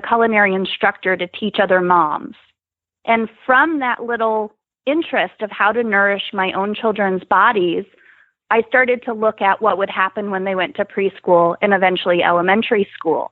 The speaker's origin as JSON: {"language": "English", "region": "New Jersey", "country": "United States", "tie": "born or raised there", "moved": "yes", "lives_now": "Nebraska, United States", "said": "Now I live in Nebraska, but I grew up in New Jersey."}